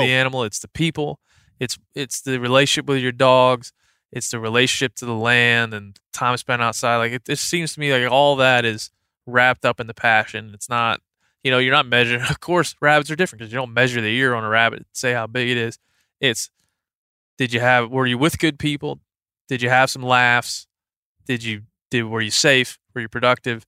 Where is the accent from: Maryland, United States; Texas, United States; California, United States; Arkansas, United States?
Maryland, United States; moved away; I'm from Maryland. I spent a lot of time on the Eastern Shore